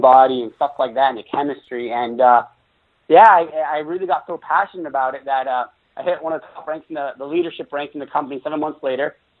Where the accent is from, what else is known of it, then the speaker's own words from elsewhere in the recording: Fresno, California, United States; moved away as an adult; also born or lived in Los Angeles, California; I was living in my hometown where I grew up. It was called Fresno, California.